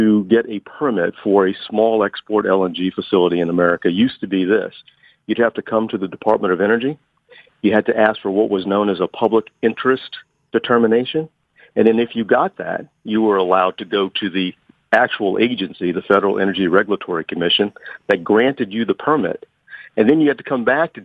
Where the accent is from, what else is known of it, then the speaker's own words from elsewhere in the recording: Louisiana, United States; moved away; I grew up in Louisiana